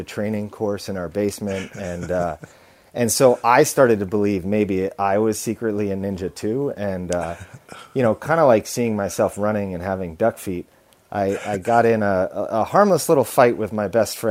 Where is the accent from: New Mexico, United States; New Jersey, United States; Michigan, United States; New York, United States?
New York, United States; Long Island; I was born on Long Island, a short train ride from New York City.